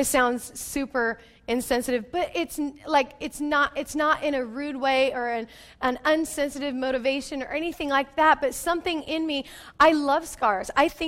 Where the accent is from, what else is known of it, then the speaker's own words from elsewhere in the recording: Yelm, Washington, United States; I grew up in Yelm, which none of you probably know where that's at. And it's a small town.